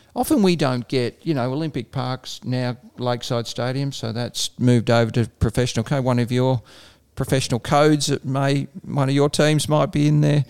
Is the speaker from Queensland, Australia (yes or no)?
no; Ballarat, Victoria, Australia; Ballarat, which is my hometown